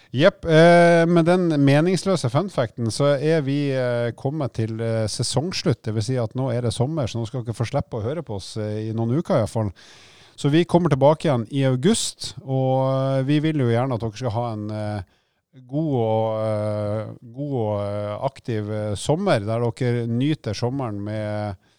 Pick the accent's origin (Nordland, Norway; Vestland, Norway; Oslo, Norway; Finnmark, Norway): Nordland, Norway; Bodø; moved away; jeg kommer fra Nord-Norge